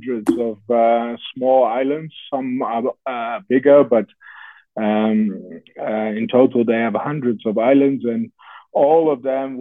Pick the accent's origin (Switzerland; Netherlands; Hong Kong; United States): Netherlands; moved away; I was growing up in the Netherlands